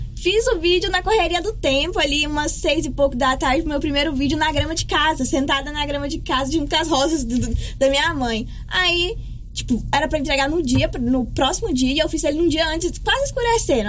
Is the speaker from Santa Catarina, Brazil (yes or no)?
no; Goiás, Brazil; also born or lived in Gameleira; eu sou goiana